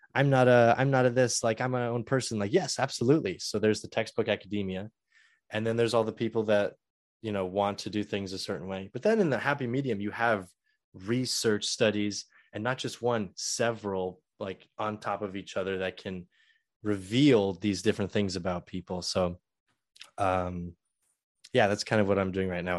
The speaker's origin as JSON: {"language": "English", "region": "Southern California", "country": "United States", "also_born_or_lived": "San Francisco / Purdue (Indiana)", "moved": "as an adult", "said": "I originally started college um, at San Francisco State because I'm from Southern California"}